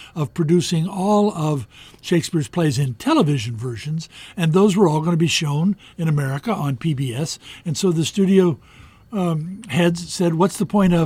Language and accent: English; United States; I'm an American